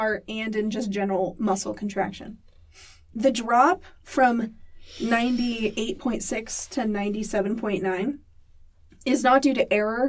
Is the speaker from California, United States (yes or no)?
yes; Santa Maria, California, United States; now in Utah, United States; I'm from Santa Maria, California.